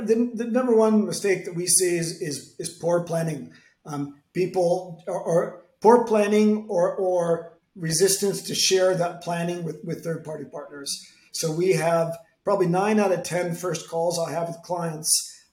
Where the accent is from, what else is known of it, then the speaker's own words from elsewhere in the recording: San Francisco, California, United States; now in Madrid, Spain; I'm American from San Francisco with an Italian name, based in Madrid